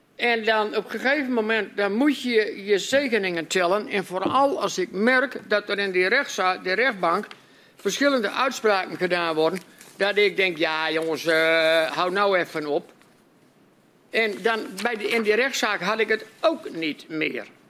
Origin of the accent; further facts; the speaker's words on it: Groningen, Netherlands; wij als Groningers